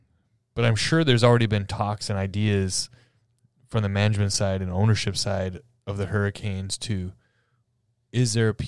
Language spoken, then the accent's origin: English; Alberta, Canada; I'm from Alberta, so going across the mountains, I did take a vacation out there a couple times.